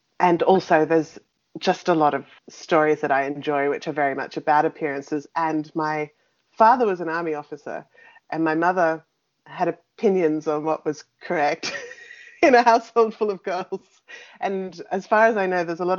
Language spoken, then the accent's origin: English; Australia; me growing up on European folktales in an Australian landscape